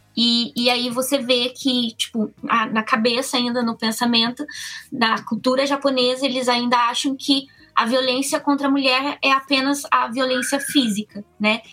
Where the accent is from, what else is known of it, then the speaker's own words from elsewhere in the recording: Cruzeiro, São Paulo, Brazil; now in Komaki, Japan; Também sou do interior de São Paulo, no, no Brasil, Cruzeiro ali no, no Vale do Paraíba